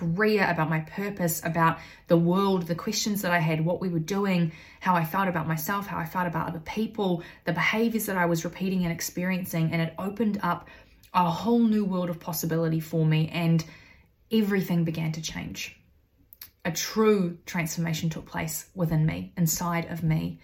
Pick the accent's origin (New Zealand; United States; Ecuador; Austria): New Zealand; also born or lived in United Kingdom / Australia; I grew up in New Zealand, having moved from the UK at the age of 3